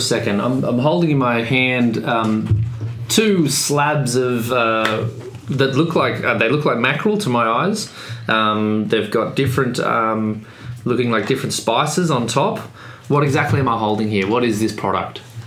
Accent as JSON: {"language": "English", "country": "Australia", "moved": "yes", "lives_now": "Sweden", "said": "as an Australian"}